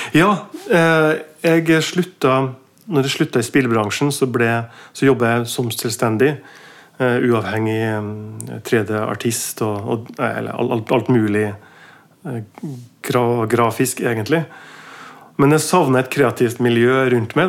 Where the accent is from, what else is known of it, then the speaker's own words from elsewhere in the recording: Mo i Rana, Nordland, Norway; now in Oslo, Norway; født i, født i 74 i, i, en by som heter Mo i Rana. En jernverksby